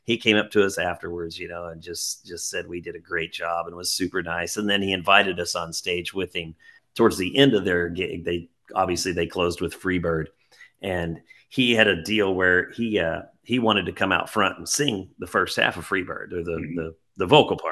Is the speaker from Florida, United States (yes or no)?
no; Springfield, Missouri, United States; I'm from Springfield, Missouri